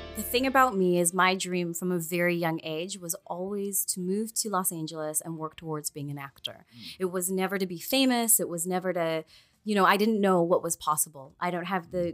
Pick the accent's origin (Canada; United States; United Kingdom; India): Canada; Quesnel, British Columbia; moved away; also born or lived in Prince George / Vancouver; I'm from a really small town that's about 13 hours north